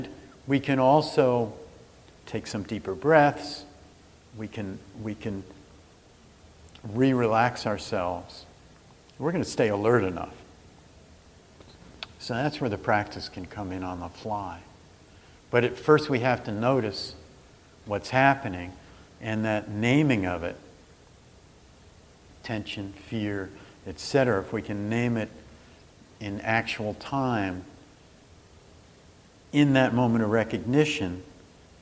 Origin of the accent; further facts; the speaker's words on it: New Jersey, United States; I'm from New Jersey